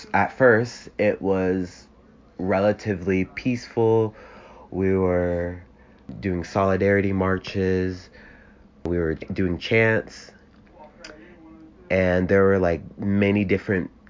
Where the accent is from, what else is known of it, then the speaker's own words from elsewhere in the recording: Columbus, Ohio, United States; I am from Columbus, Ohio, and I go to The Ohio State University